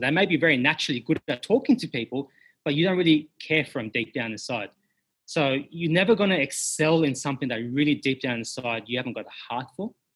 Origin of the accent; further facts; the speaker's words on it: Sydney, New South Wales, Australia; I'm from Sydney originally. Um, went to high school, did everything, went to uni